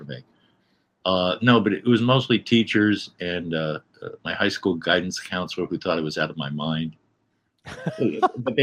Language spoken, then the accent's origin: English; Miami, Florida, United States; moved away as an adult; now in New York, United States; I was raised in Miami